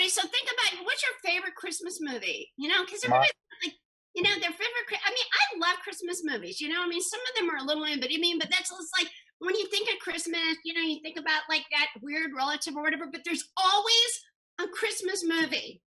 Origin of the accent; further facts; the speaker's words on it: Indiana, United States; also born or lived in Kentucky / Boston; I was born in Kentucky, but I grew up in Indiana, and I know Indiana very well.